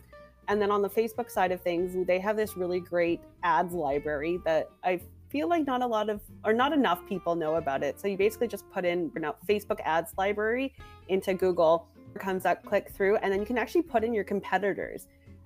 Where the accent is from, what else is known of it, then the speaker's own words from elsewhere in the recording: Canada; I'm Canadian